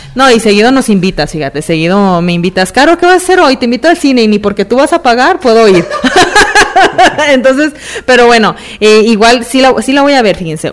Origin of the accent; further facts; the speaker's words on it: Mexico; soy mexicana